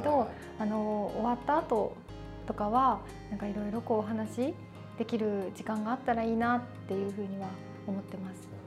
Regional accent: Ishikawa, Japan; 石川県から出たことがないっていうことが

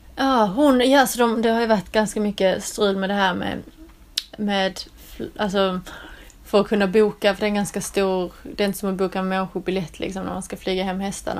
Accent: southern Skåne, Sweden; moved away as an adult; now in England; Det där jag kommer från nere i södra Skåne, det är liksom platt som en pannkaka.

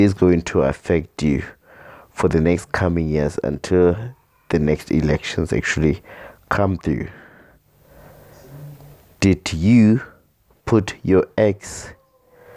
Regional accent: South Africa; as the South African citizens

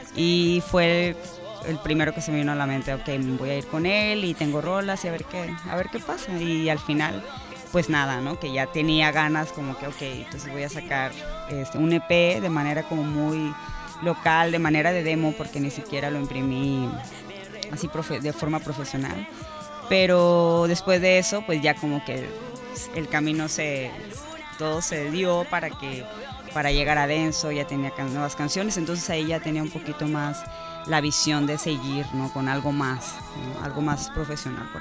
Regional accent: Cabo San Lucas, Baja California Sur, Mexico; now in Todos Santos, Mexico; Soy de Cabo, sí, totalmente originaria, mis papás no, como mucha gente, pero, pero yo nací aquí y desde hace cinco años vivo en Todos Santos.

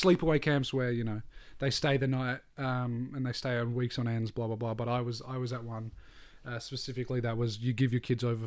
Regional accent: Australia; we're Australian

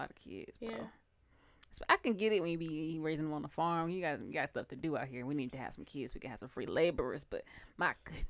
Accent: United States; being American and going through our school system

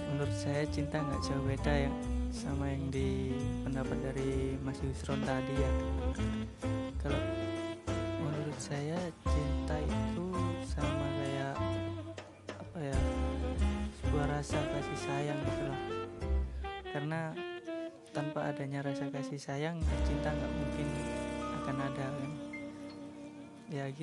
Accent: Penompo, Indonesia; saya dari Desa Penompo, Dusun Sukorami.

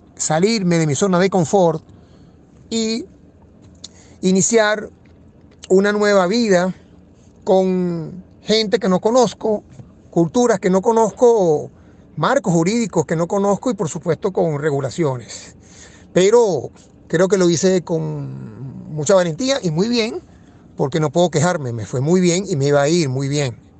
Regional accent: Caracas, Capital District, Venezuela; moved away as an adult; also born or lived in Dominican Republic / Buenos Aires, Argentina; Soy de Caracas, Venezuela

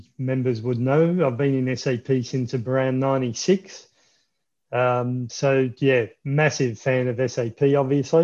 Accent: Melbourne, Victoria, Australia; Melbourne, Australia.

